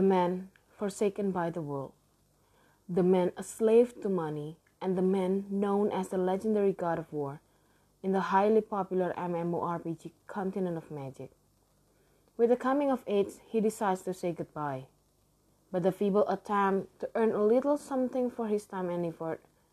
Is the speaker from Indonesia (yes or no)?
yes; Indonesia; English is a second language; I am from Indonesia and English actually is not my first language